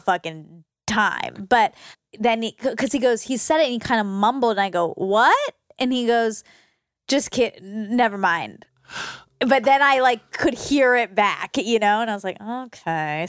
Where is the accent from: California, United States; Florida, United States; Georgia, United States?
Georgia, United States; I grew up in Georgia